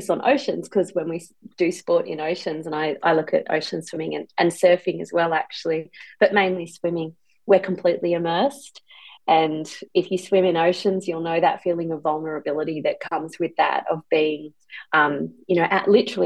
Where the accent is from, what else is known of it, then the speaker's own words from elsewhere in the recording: Byron Bay, New South Wales, Australia; I grew up in Byron Bay, and I learned to swim in the Byron Bay pool